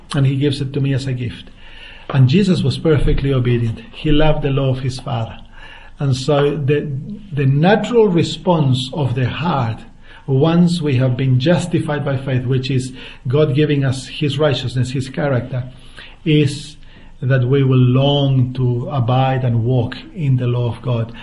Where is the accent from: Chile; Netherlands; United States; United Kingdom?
Chile; central Chile; moved away as an adult; now in Australia; I grew up in the center part of Chile in a farm